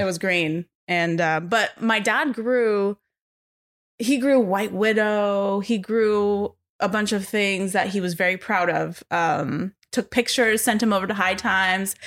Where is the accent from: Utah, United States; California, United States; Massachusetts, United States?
California, United States; Los Angeles; born and raised in L A, North Hollywood